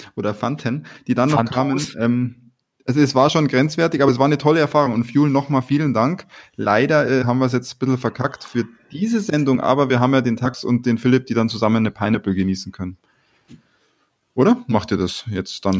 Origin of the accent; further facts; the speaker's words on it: Bavaria, Germany; wie man bei uns in Bayern sagt.